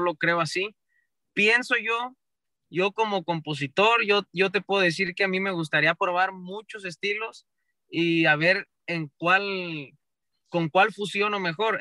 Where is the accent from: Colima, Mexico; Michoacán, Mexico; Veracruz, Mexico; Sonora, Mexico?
Michoacán, Mexico; somos michoacanos y del cerro